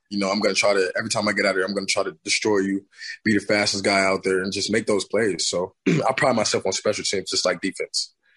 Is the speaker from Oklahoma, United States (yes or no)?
yes; Tulsa, Oklahoma, United States; I'm from, I'm from Tulsa